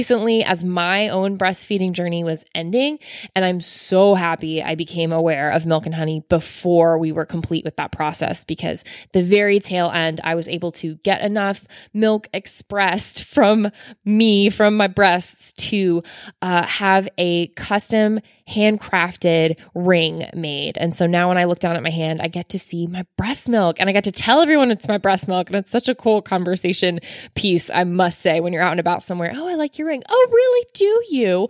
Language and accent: English; Florida, United States; I'm from Florida as well